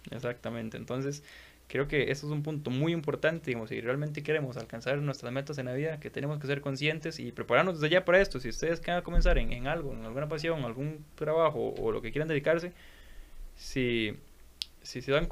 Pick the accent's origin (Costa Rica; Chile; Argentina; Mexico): Costa Rica; nosotros como ticos no estamos acostumbrados